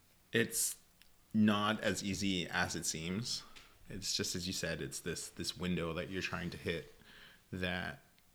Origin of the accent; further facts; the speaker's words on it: Germany; accent: Californian; English is a second language; also born or lived in California; years in college at UC Davis in California, so that is the accent that you can hear there. As I said, born and raised in Germany, and discovered wine after high school